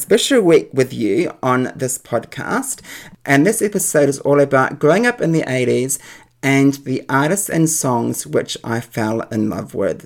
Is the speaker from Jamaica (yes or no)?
no; New Zealand; when I was growing up in New Zealand